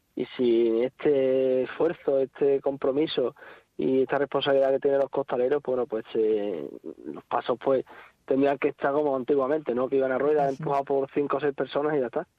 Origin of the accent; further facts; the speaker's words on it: Zafra, Extremadura, Spain; soy de Zafra